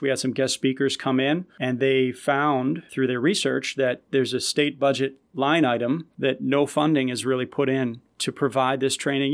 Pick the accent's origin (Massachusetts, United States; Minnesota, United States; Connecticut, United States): Massachusetts, United States; Malden; I grew up in Malden, so, you know, a pretty diverse community